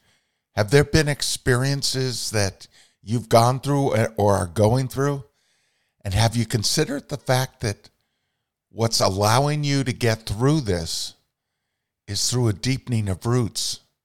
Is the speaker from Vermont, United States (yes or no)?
yes; Vermont, United States; Mine is connected to my home state. And when I was a little boy, I sat on the knee of a poet, Robert Frost, because my mother was very involved in poetry in Vermont, and published 6 poetry books.